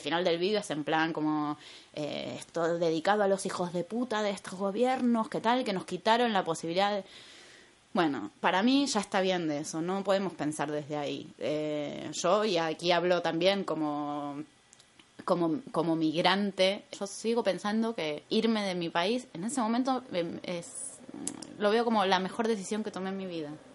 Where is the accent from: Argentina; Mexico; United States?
Argentina; moved away as an adult; also born or lived in Buenos Aires; now in Madrid, Spain; yo soy argentina